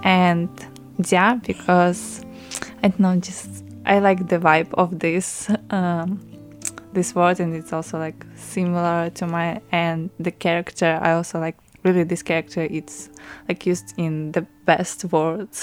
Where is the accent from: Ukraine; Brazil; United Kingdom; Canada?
Ukraine; English is a second language; moved away as an adult; now in Taiwan; I'm from Ukraine.